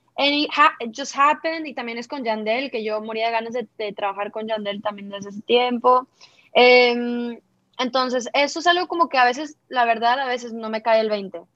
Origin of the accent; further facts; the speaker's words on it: Monterrey, Nuevo León, Mexico; yo que soy del norte de México, de Monterrey